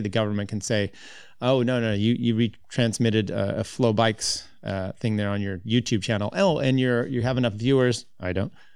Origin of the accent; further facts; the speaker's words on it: United States; as American cyclists